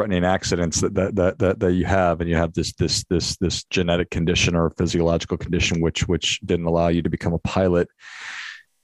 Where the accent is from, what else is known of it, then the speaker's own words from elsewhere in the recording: Midwest, United States; growing up in the Midwest